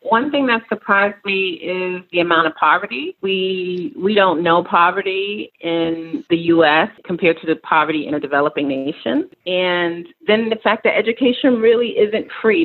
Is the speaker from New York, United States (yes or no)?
yes; New York City, New York, United States; moved away as an adult; also born or lived in Nairobi, Kenya; I am a New York City girl, so I grew up in New York City, Queens, New York